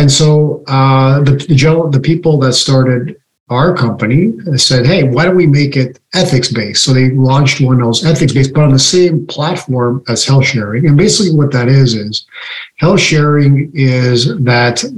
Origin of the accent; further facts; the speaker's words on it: Canada; now in United States; I was born in Canada and I live in the US.